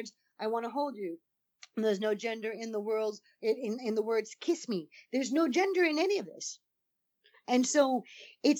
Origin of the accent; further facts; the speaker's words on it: East Coast, United States; I'm from the East Coast